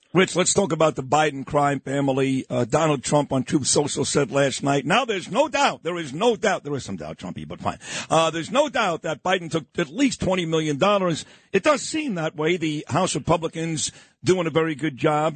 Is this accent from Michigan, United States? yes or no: no; New York City, New York, United States; I grew up on East 22nd and Quentin